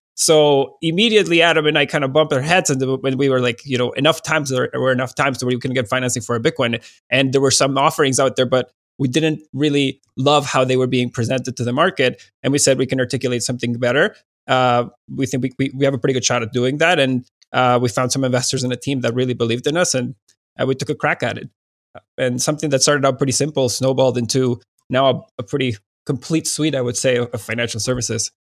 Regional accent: Venezuela; moved away; in Venezuela

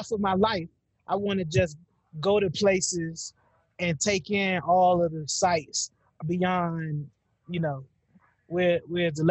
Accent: Norfolk, Virginia, United States; growing up in Tidewater, Virginia

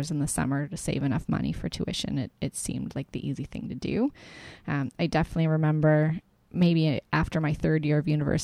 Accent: Windsor, Ontario, Canada; also born or lived in Toronto; I grew up in Windsor, which is far from Toronto

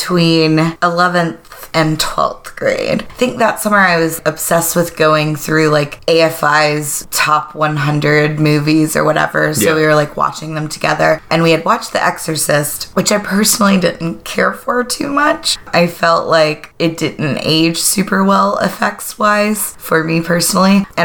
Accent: the South, United States; growing up in the South

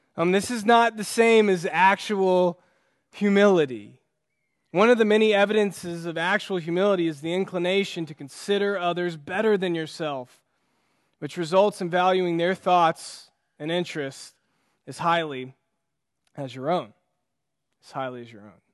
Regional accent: United States; as an American

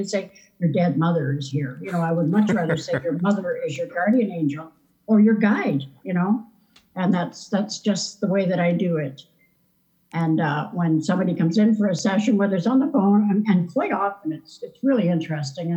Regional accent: Keswick, Ontario, Canada; also born or lived in Western Canada; now in Somerset, Prince Edward Island, Canada; I was in Keswick, Ontario on Lake Simcoe

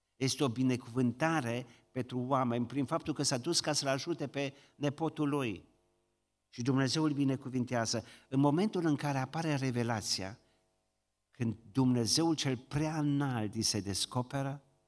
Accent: Romania; noi ne mândrim ca români că suntem credincioși

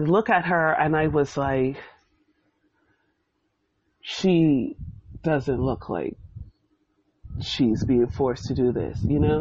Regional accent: Bermuda; Growing up in Bermuda in the 90s, I went to the Barclay Institute

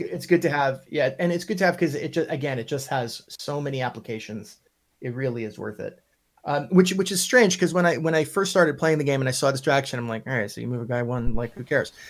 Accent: Long Island, New York, United States; accent: Long Island; I'm from Long Island. My Long Island accent turns Russian after a while

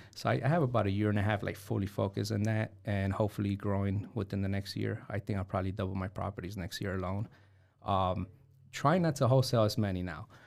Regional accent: New York City, New York, United States; now in Fort Wayne, United States; in the nineties, growing up in New York City

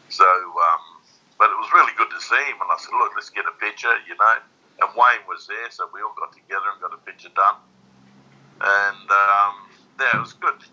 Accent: Australia

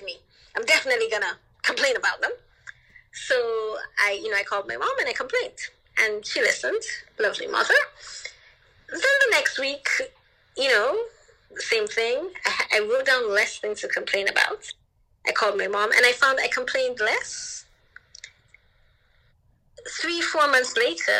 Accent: Anguilla; also born or lived in Jamaica; I grew up in Anguilla

